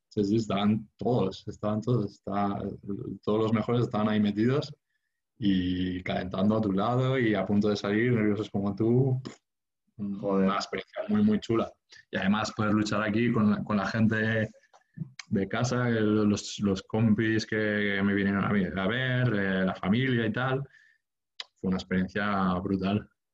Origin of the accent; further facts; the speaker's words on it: Sant Feliu de Guíxols, Catalonia, Spain; moved away as an adult; now in Barcelona, Spain; me crié en San Felipe de Guíxols, en la Costa Brava. yo no vine a Barcelona hasta, hasta los 18 años